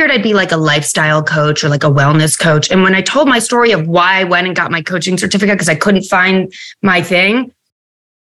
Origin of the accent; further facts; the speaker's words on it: United States; also born or lived in New York City; I grew up right outside of New York